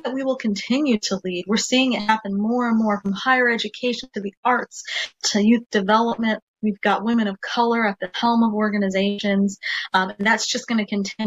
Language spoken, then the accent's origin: English; Nebraska, United States; we're from the Midwest in Nebraska